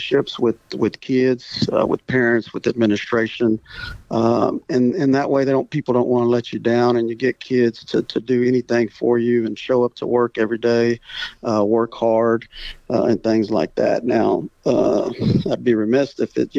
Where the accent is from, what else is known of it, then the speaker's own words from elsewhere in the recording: Refugio, Texas, United States; I grew up in the Coastal Bend in small little Refugio. And actually, I still live in Refugio